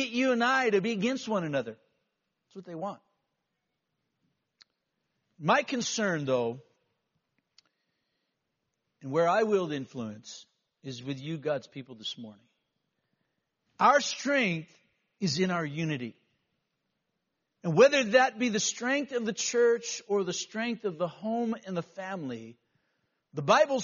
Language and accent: English; United States; as a kid, we went to class and we recited the Pledge of Allegiance before we started our day. This was a unifying time as young American kids